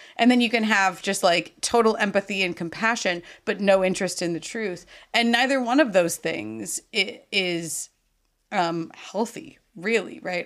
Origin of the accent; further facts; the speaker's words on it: United States; I'm so American